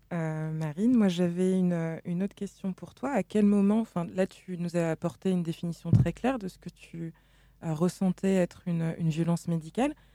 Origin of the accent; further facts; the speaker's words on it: Senegal; now in France; dans mon pays d'origine, le Sénégal